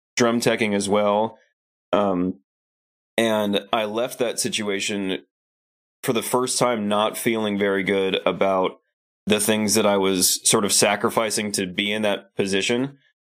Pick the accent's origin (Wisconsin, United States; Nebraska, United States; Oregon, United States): Nebraska, United States; Lincoln; moved away as an adult; also born or lived in Hollywood, California; I moved from Lincoln, Nebraska, where I'd lived my whole life, to Hollywood, California